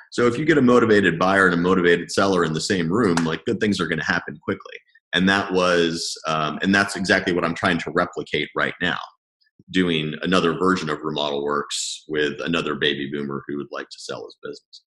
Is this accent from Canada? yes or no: no; Lebanon; moved away; also born or lived in Madrid; I moved back from Madrid to Lebanon, which I hadn't lived in for you know 10 years maybe and um, it was a good place to just have comfortable roots because it's it is home at the end of the day